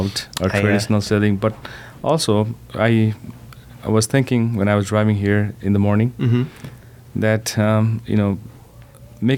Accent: Nepal; moved away; I'm originally from Nepal

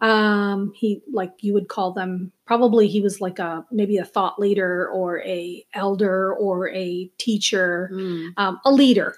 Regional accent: Minneapolis, Minnesota, United States; also born or lived in Chandigarh, India; now in Princeton, United States; I grew up as an Indian living in Minneapolis, a suburb of Minneapolis

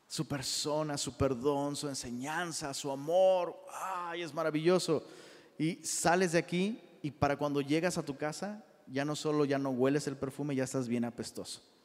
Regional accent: Taxco, Guerrero, Mexico; yo soy de Tasco

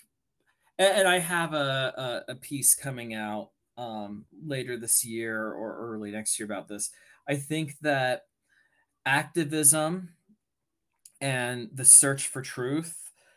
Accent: United States; being American

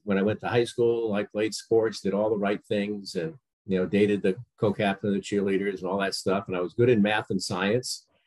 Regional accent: Connecticut, United States; I grew up in Connecticut

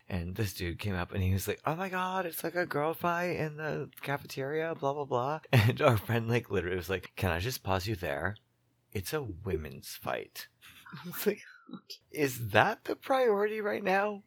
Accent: Boston, Massachusetts, United States; I'm from Boston

